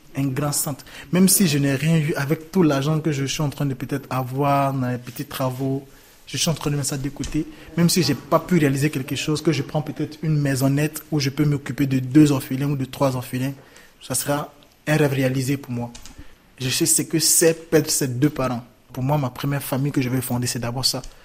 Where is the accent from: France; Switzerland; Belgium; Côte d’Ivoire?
Côte d’Ivoire; moved away as an adult; also born or lived in Libya; now in Italy; J'ai quitté la Côte d'Ivoire parce que je voulais vivre. Parce qu'il y avait la guerre